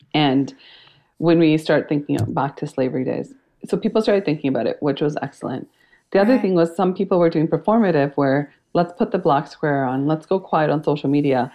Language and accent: English; Canada; i was born and raised in canada my parents were immigrants and it um, they immigrated from India